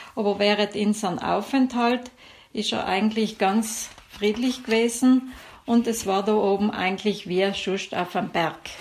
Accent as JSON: {"language": "German", "area": "South Tyrol", "region": "Trentino-Alto Adige", "country": "Italy"}